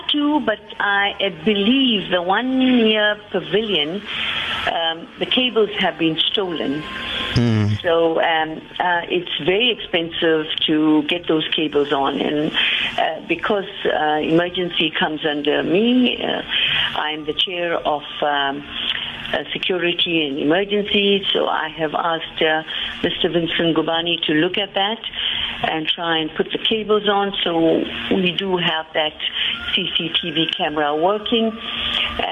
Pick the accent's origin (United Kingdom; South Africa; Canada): South Africa; Westville, KwaZulu-Natal; I'm from Westville